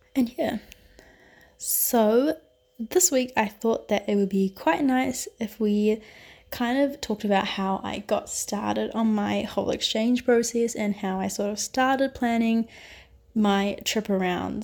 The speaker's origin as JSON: {"language": "English", "country": "New Zealand", "moved": "as an adult", "lives_now": "Barcelona, Spain", "said": "I am currently doing a semester abroad in Barcelona, although I'm originally from New Zealand."}